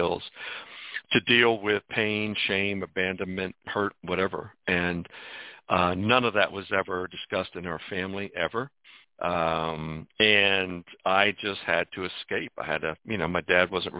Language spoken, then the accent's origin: English; Washington, District of Columbia, United States; also born or lived in Mount Rainier, Maryland; I was born in Washington, D.C., and my dad was a minister just over the border in a little town called Mount Rainier. Grew up in a church home